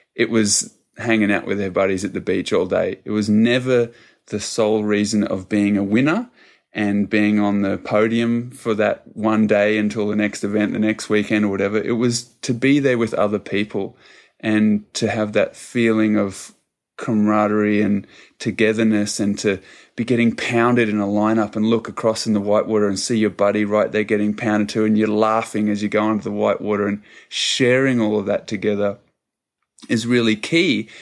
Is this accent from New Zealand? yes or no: yes; New Zealand; now in Australia; I'm originally from New Zealand